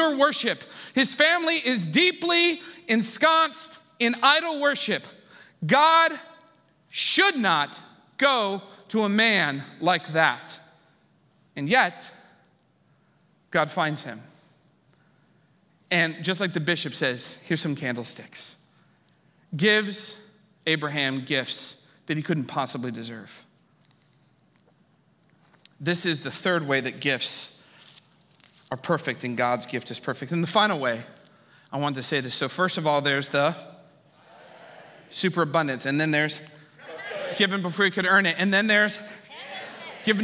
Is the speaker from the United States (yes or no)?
yes; Ohio, United States; moved away; also born or lived in San Francisco; I was from Ohio